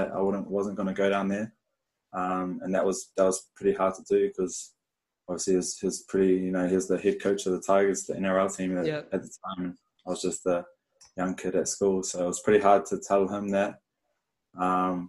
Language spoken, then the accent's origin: English; Lower Hutt, Wellington, New Zealand; now in Brisbane, Australia; I was born in Lower Hutt, Wellington. Family of four, had one older brother, and just rugby union crazy.